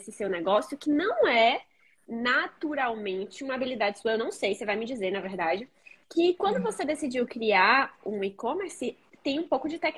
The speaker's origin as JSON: {"language": "Portuguese", "town": "Recife", "region": "Pernambuco", "country": "Brazil", "said": "Nossa, eu sou de Recife, né?"}